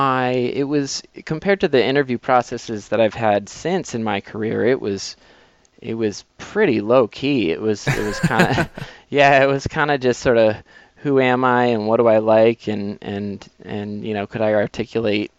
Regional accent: Massachusetts, United States; moved away; I grew up in Massachusetts

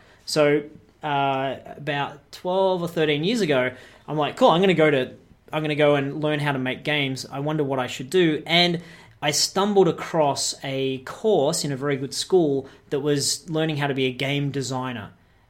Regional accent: Australia; also born or lived in Canada; Yeah, that's right. I'm an Australian. But I've spent a lot of my professional career in North America, specifically in Canada.

